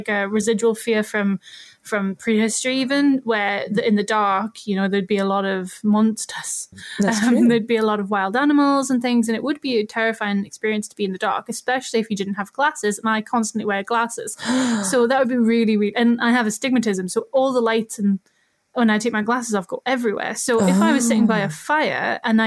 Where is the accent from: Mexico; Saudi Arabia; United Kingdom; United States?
United Kingdom; Newcastle upon Tyne, North East England; I'm from Newcastle, I'm from Northumberland